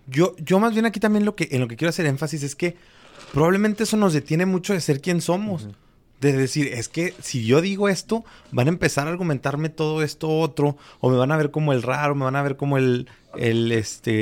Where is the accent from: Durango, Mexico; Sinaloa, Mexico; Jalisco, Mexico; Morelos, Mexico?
Durango, Mexico; moved away; mi tierra, en Durango